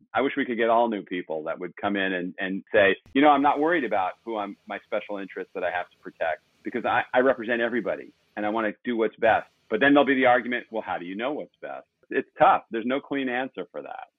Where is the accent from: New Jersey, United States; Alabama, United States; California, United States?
California, United States; Los Angeles; I grew up in Pacific Palisades